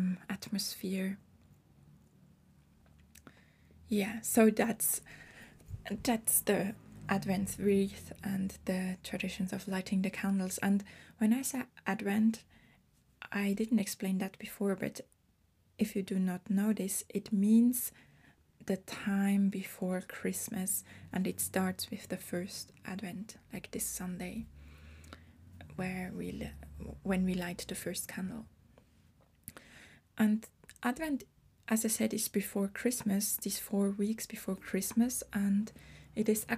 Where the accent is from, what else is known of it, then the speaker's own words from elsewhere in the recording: Switzerland; I am from Switzerland. I was born and raised here, and I've been living in Switzerland since I was born here